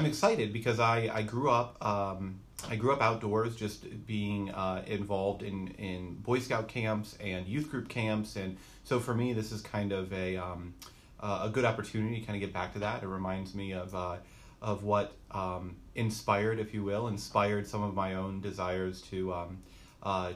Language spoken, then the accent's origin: English; Asheville, North Carolina, United States; I am a native of North Carolina. I was born and raised near Asheville, North Carolina.